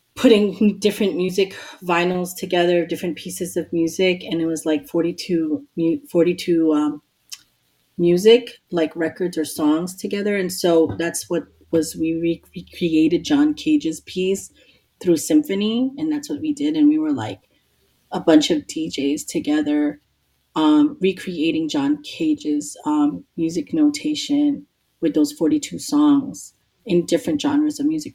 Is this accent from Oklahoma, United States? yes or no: no; New York City, New York, United States; I grew up in Queens, New York